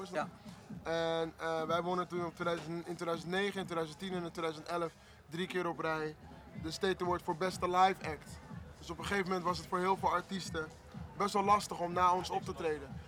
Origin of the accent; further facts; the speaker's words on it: Limburg, Netherlands; En ik kom uit, ik kom